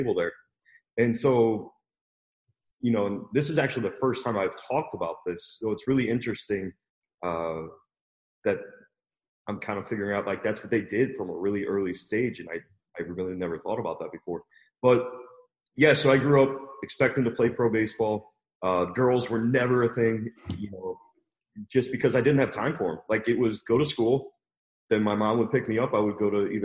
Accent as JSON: {"language": "English", "town": "St. Louis", "region": "Missouri", "country": "United States", "tie": "born or raised there", "said": "I grew up in St. Louis, Missouri"}